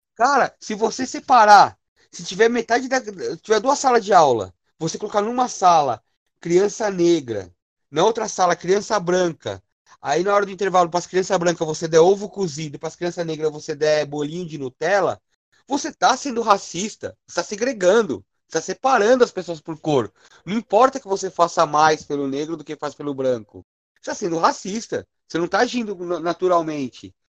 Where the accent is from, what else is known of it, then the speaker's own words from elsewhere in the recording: São Paulo, Brazil; sou da zona, sou do Sapopemba